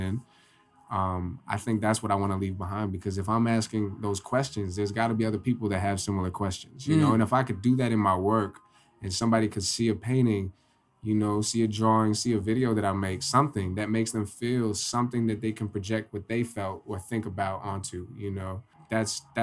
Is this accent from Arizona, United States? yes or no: no; Poughkeepsie, New York, United States; I'm from Poughkeepsie